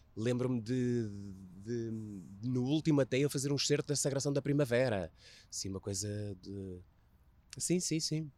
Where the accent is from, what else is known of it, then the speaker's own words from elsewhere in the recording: Águeda, Aveiro District, Portugal; faço parte do distrito de Aveiro, mas eu sou do Conselho de Águeda e dentro de Águeda sou de uma pequeníssima aldeia